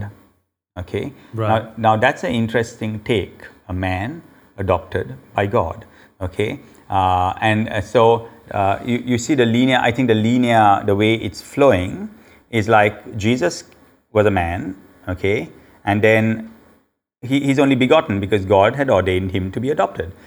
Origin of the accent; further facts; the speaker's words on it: Sri Lanka; the Sri Lankans actually, we call ourselves Aryans